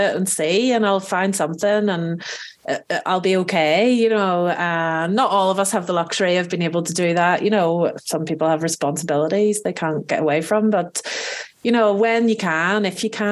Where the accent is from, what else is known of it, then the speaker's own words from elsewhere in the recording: Belfast, Northern Ireland, United Kingdom; moved away as an adult; now in France; I was born in Belfast in Northern Ireland, which is both in Ireland and in the UK.